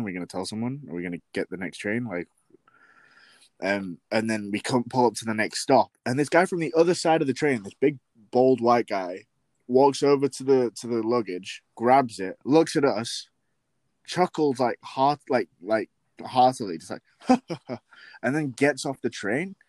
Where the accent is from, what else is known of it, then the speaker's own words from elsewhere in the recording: Yorkshire and the Humber, United Kingdom; moved away; West Yorkshire